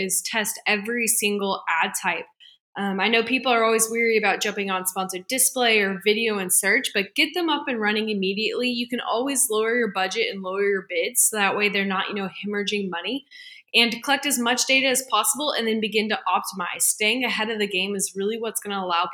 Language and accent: English; Bentonville, Arkansas, United States; I was born and raised in Bentonville, Arkansas, so the home of Walmart.